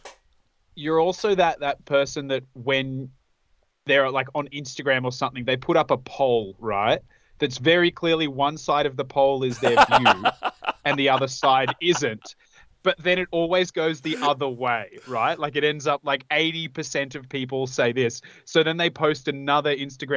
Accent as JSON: {"language": "English", "country": "Australia", "said": "Australians are amazing. We're the best people in the world"}